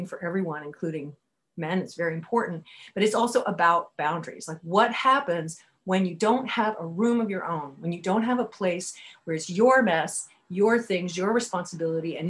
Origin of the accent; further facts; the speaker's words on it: Berkeley, California, United States; I grew up in Berkeley and I grew up in a bookstore